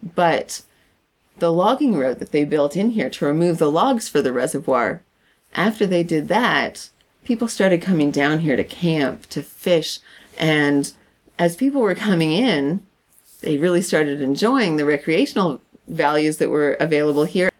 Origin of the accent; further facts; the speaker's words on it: Canada; I'm her Canadian counterpart